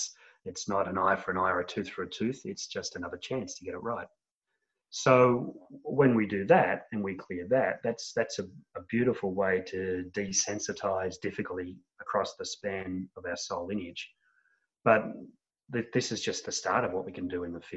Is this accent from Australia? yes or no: yes; Australia; accent: Australian; from my accent, most of my people are in Australia